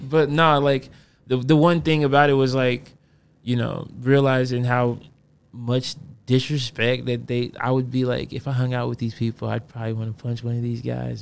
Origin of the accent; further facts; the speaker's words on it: Fort Wayne, Indiana, United States; I'm from Fort Wayne